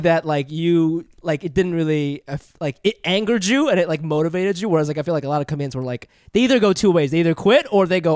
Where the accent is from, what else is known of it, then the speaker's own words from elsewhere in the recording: Ohio, United States; I moved here when I was eight